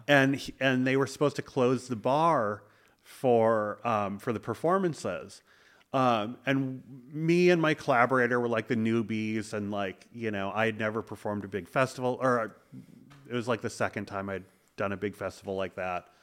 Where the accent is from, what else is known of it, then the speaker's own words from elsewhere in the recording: Madison, Wisconsin, United States; grew up in Madison, Wisconsin